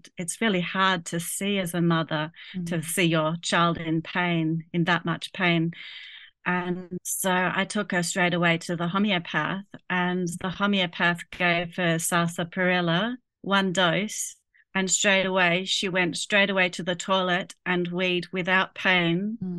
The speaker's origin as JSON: {"language": "English", "country": "Germany", "tie": "born or raised there", "moved": "yes", "said": "I grew up in Germany"}